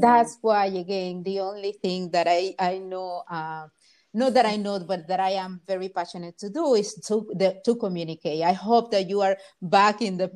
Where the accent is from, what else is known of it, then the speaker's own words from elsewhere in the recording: Honduras; English is a second language; now in United States; raised in Honduras